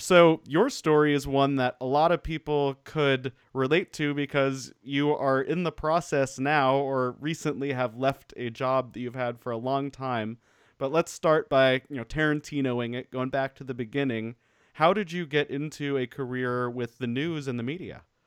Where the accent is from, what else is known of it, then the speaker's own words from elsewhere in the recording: Denver, Colorado, United States; also born or lived in Portland, Oregon; now in Ventura, United States; I grew up in Denver